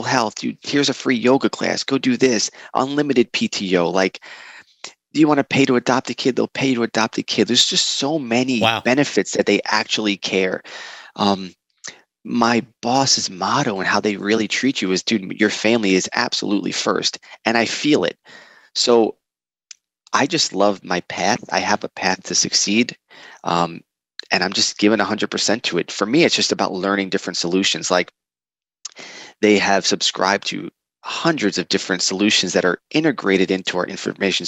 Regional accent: New York City, New York, United States; I'm a New Yorker by trade, and we're loud

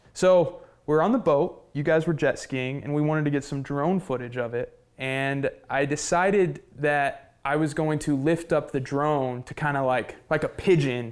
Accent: Oklahoma, United States; I'm from Oklahoma

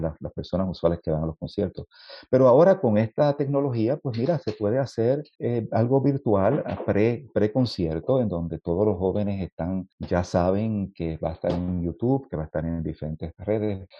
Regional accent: Puerto Rico; compositor puertorriqueño

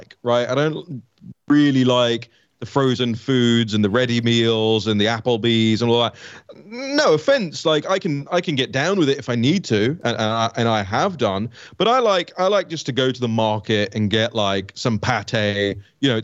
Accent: United Kingdom; moved away as an adult; now in United States; I used to rail at regulatory standards in Britain until I came to the US

